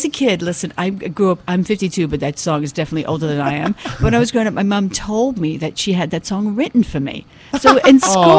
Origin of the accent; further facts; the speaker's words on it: England, United Kingdom; accent: English; also born or lived in Hungary (ancestry) / New York City; now in United States; you can tell by my accent, I'm not from around here.